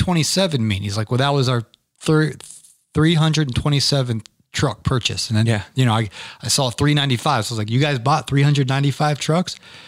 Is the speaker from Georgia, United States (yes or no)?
yes; Atlanta, Georgia, United States; I'm from Atlanta, Georgia.